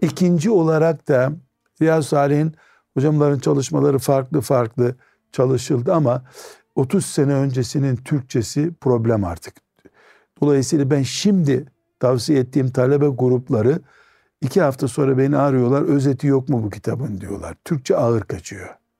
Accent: Trabzon, Turkey

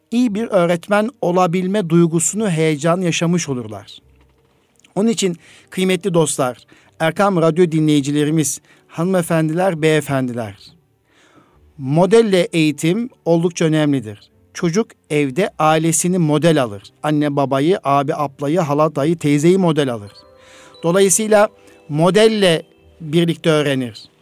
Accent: Osmaniye, Turkey; also born or lived in Çekmeköy, Istanbul; now in Istanbul, Turkey; 1975 Osmaniye doğumluyum.

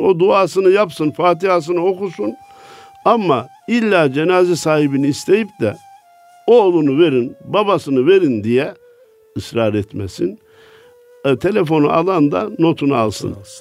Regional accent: Kayseri Province, Turkey; benim memleketim Kayseri.

